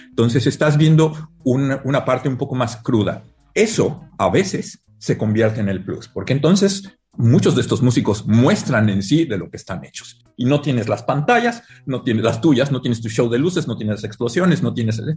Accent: Mexico; moved away as an adult; now in San Francisco, United States; Cuando me fui de México

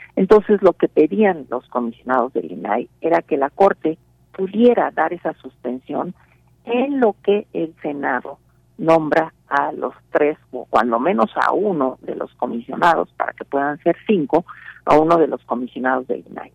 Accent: Mexico; aquellos que somos mexicanos

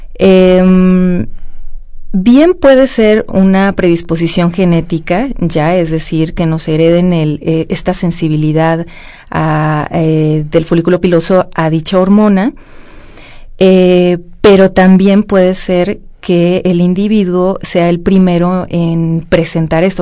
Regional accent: Mexico; nosotros que somos mexicanos

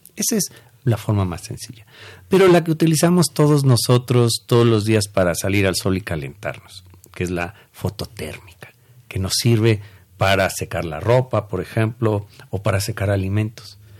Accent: Mexico; nosotros como mexicanos

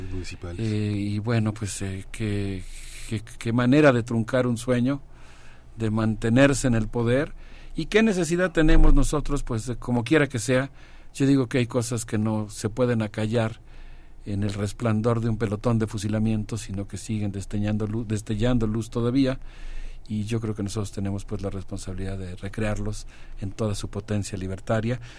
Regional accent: Mexico; como mexicanos

